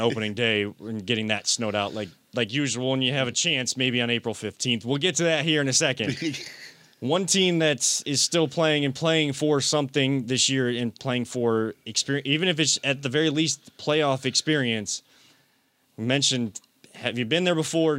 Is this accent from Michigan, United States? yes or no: no; Wickliffe, Ohio, United States; growing up in Wycliffe